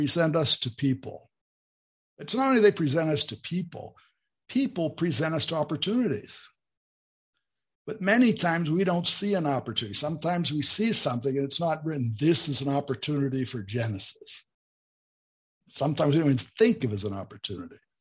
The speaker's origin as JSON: {"language": "English", "area": "near Pittsburgh", "region": "Pennsylvania", "country": "United States", "tie": "born or raised there", "also_born_or_lived": "Bowling Green, Ohio", "moved": "as an adult", "lives_now": "Brazil", "said": "where I was born in Pennsylvania, near Pittsburgh"}